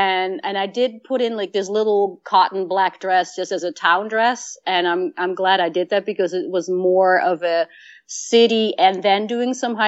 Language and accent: English; Netherlands; you know, I lived I grew up in Holland and we did day hikes